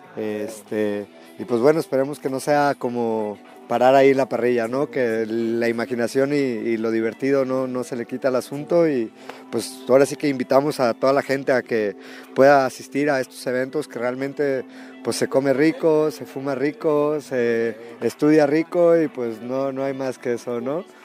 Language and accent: Spanish; Guadalajara, Jalisco, Mexico; soy de aquí de Guadalajara.